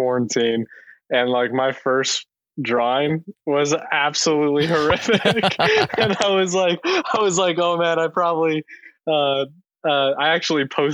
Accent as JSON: {"language": "English", "town": "Hazleton", "region": "Pennsylvania", "country": "United States", "tie": "born or raised there", "also_born_or_lived": "Brooklyn, New York / Philadelphia, Pennsylvania / Atlanta, Georgia", "moved": "as an adult", "said": "I grew up in Hazleton, Pennsylvania"}